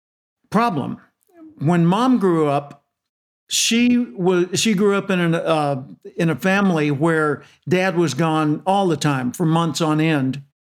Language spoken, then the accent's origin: English; Little Rock, Arkansas, United States; I was born in Little Rock, Arkansas. For those internationally, that's the center southern portion of the United States. My dad was a telephone repairman. By the way, I was born in 1946